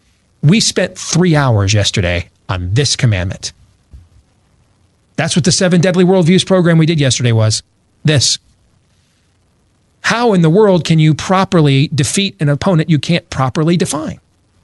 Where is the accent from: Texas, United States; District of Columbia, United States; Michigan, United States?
Michigan, United States; I grew up in Michigan. You grew up in Wisconsin.